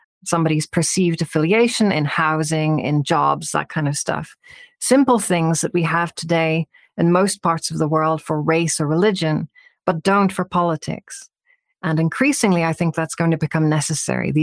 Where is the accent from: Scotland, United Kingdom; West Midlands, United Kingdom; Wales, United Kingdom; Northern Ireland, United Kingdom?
Northern Ireland, United Kingdom; I grew up in Northern Ireland